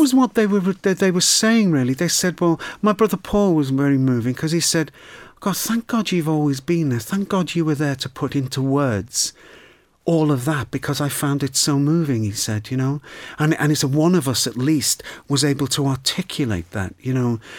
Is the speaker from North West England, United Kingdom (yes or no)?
yes; Liverpool, North West England, United Kingdom; growing up in Liverpool